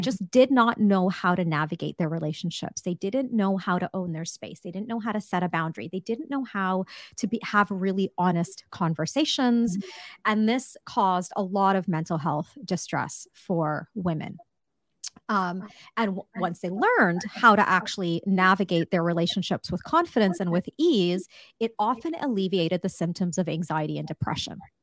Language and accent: English; Canada; I'm Canadian